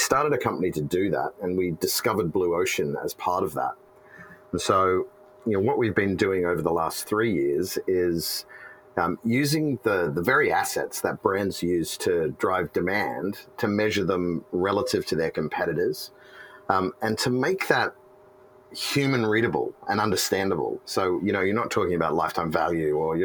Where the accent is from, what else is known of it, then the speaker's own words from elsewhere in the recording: Australia; moved away as an adult; now in San Francisco, United States; I'm Australian.